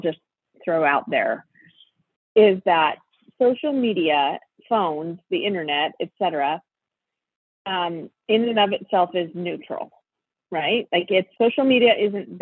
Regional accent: Spokane, Washington, United States; moved away as an adult; I grew up in Spokane, Washington, which is where I live now

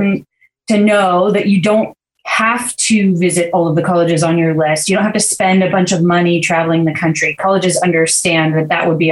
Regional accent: Santa Barbara, California, United States; the Scholarship Foundation of Santa Barbara in my hometown here

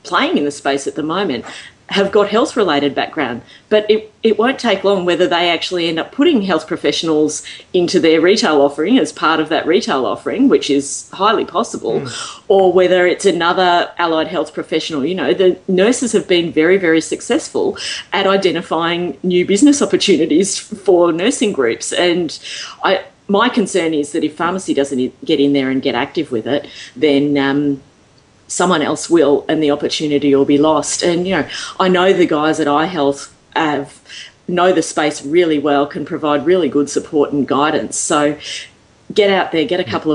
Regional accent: Australia; I'm here from Australia

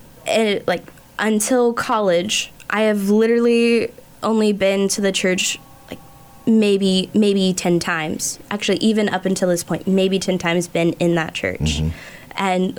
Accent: Timken, Kansas, United States; I am from Timken, Kansas, mm-hmm. so just a little bit southeast of here.

